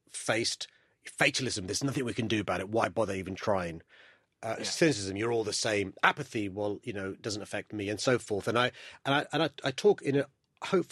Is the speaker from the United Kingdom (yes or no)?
yes; London, United Kingdom; I was born and raised in London